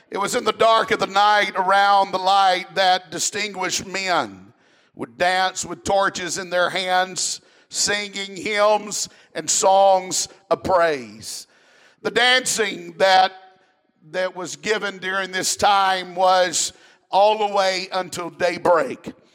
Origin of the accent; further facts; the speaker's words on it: South Mississippi, United States; I'm from South Mississippi